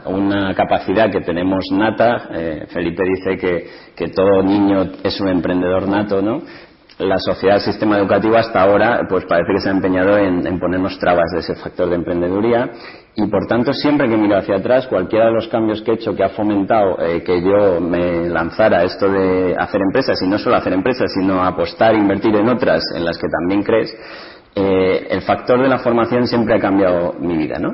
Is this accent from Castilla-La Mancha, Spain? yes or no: yes; Ciudad Real, Castilla-La Mancha, Spain; yo nací en Ciudad Real en el año 75